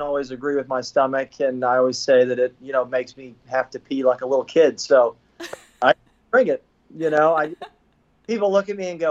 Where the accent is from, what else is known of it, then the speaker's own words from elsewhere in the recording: Florida, United States; growing up in Florida